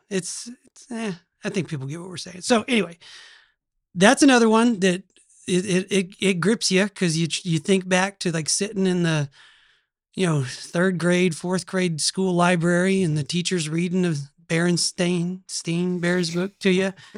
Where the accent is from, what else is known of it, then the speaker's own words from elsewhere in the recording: Oklahoma, United States; accent: Oklahoma; this is an Oklahoma accent